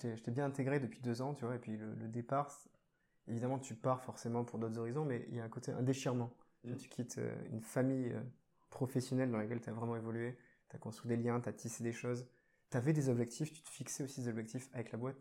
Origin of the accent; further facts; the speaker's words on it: Bordeaux, Nouvelle-Aquitaine, France; je suis bordelais